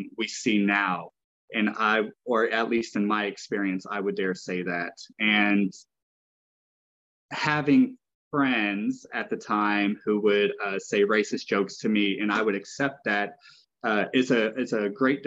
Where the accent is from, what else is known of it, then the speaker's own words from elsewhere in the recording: Arkansas, United States; now in Oregon, United States; I grew up in Arkansas. I am a country boy at heart, even though I love living in the cities.